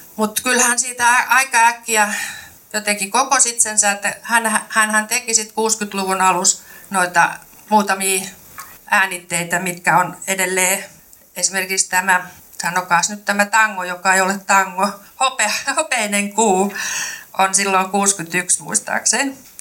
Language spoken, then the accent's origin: Finnish; Kymenlaakso, Finland; accent: Kymenlaakso; also born or lived in Turku; now in Lahti, Finland; en mä mikään lahtelainen ole, enkä ole hesalainenkaan, vaan olen kymenlaaksolainen ja puhun sitten vähän sinne Kymenlaakson suuntaan